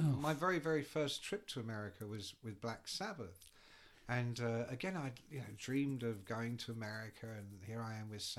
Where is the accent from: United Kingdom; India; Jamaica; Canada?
United Kingdom; England; I'm English.